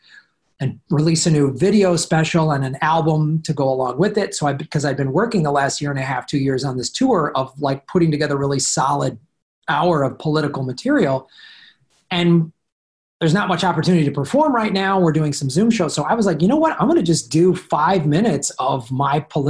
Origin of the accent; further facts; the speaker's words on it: Chicago, Illinois, United States; moved away; I'm from Chicago originally